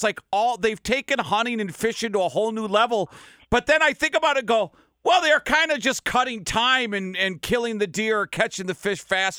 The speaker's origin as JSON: {"language": "English", "region": "Minnesota", "country": "United States", "tie": "born or raised there", "moved": "yes", "said": "I grew up in Minnesota, so I like to fish."}